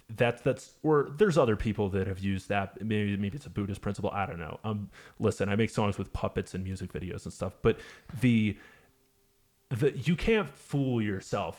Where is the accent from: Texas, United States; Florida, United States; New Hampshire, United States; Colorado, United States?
New Hampshire, United States; Manchester; I play a lot around my hometown of uh, Manchester, Hampshire.